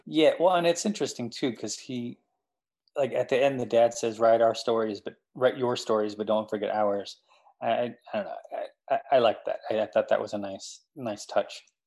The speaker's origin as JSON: {"language": "English", "town": "Anchorage", "region": "Alaska", "country": "United States", "tie": "born or raised there", "moved": "yes", "lives_now": "New Jersey, United States", "said": "growing up in Anchorage, like there there's nothing to do as a like a older teenager, young adult, at least when I was growing up"}